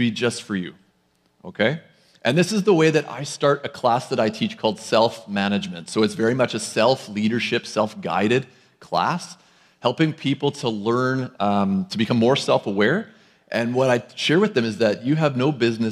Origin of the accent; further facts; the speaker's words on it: Lloydminster, Saskatchewan, Canada; now in Abbotsford, Canada; I'm also somebody that hails from Lloydminster, Saskatchewan